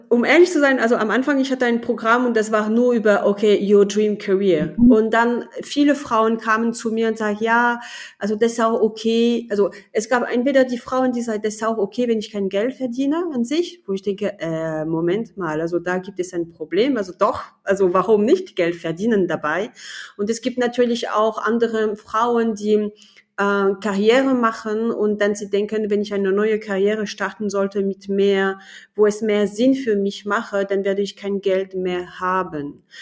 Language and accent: German; France; German is a second language; moved away as an adult; now in Germany; Also ich bin Französin, ich wohne aber in Deutschland so seit 20 Jahren, also das ist kaum zu fassen. Und ich bin in Deutschland angekommen als Ingenieurin.